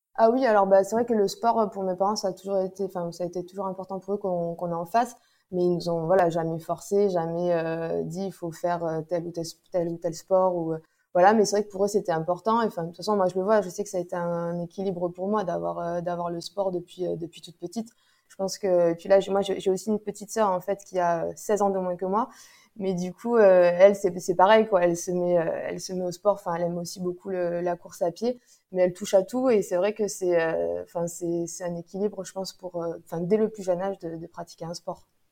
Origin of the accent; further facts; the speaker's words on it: Toulouse, Occitania, France; moved away as an adult; now in Aix-en-Provence, France; j'habite euh, à Aix-en-Provence, mais euh, je suis toulousaine euh, à la base. Mais bon, ça fait déjà dix ans que je suis dans la région du Sud-Est